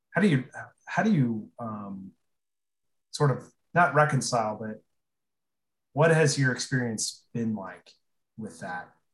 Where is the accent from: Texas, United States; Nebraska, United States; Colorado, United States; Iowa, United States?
Nebraska, United States; Aurora; I'm from Aurora